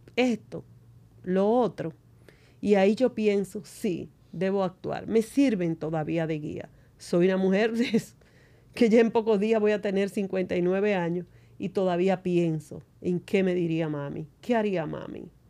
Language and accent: Spanish; San Juan de la Maguana, San Juan, Dominican Republic; soy de San Juan de la Maguana, una provincia del sur. Vivía en una casa de madera